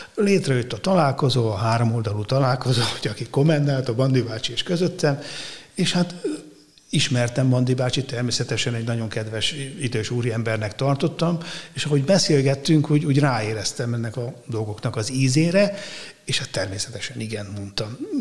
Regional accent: Szeged, Csongrád-Csanád, Hungary; moved away as an adult; also born or lived in Székesfehérvár; Szegedi gyerek révén, ugye Tisza mellett nőttem fel

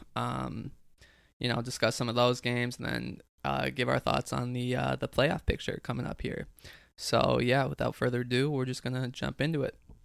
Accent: United States; as American citizens

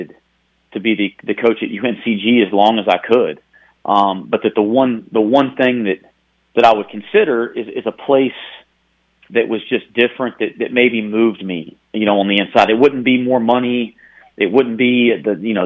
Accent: the South, Southern United States, United States; accent: Southern; moved away as an adult; also born or lived in Greensboro; now in Cincinnati, United States; my Southern accent

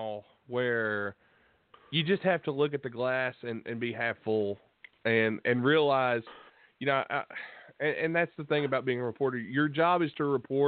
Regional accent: West Virginia, United States; I grew up around here in West Virginia

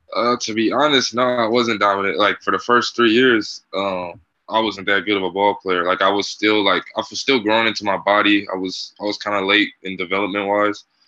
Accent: Bay Area, California, United States; moved away as an adult; also born or lived in Union City, California / Montana; now in Massachusetts, United States; I'm from the Bay Area on the East Coast.

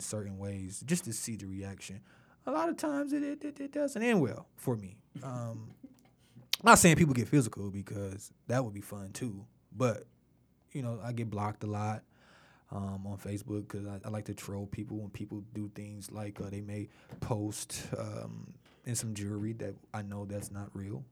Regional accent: Detroit, Michigan, United States; growing up in Detroit

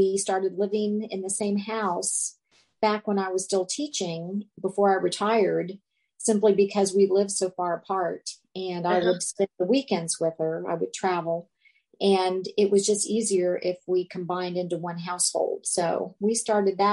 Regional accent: Cincinnati, Ohio, United States; moved away as an adult; also born or lived in Tucson, Arizona; I was from Cincinnati, and I would go far away to the University of Arizona in Tucson

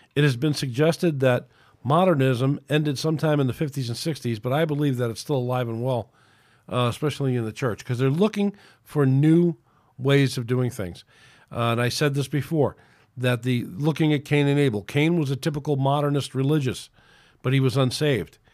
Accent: United States; It's my right as an American

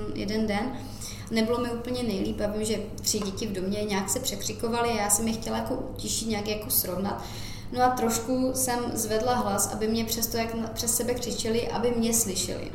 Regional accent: Czechia; now in Ireland; když jsem odjížděla z Česka

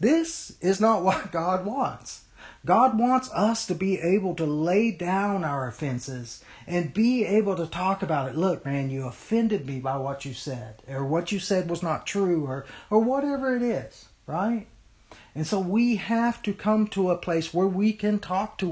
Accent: United States; we, as American Christians

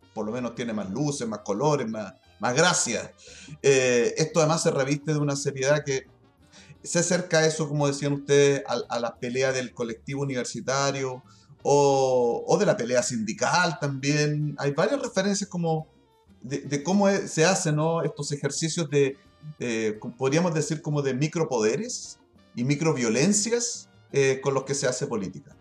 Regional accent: Chile; somos nosotros los chilenos

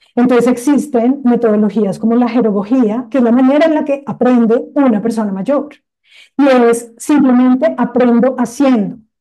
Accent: Colombia

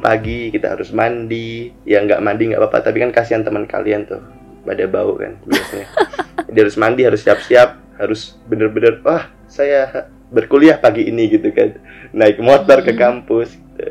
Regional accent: Surakarta, Central Java, Indonesia; Aku dari Solo, SMA aku tapi hmm. di eh di Solo juga

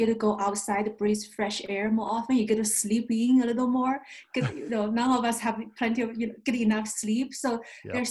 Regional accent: China; first language Chinese; English is a second language; moved away as an adult; also born or lived in upstate New York / Denver / Michigan; now in United States; I'm an immigrant from China, an American by choice. I was born and raised in communist China. I grew up there, and I came here as a graduate school student

